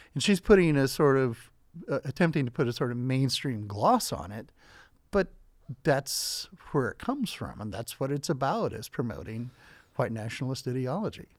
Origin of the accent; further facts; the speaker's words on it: Southern Idaho, United States; I grew up in Southern Idaho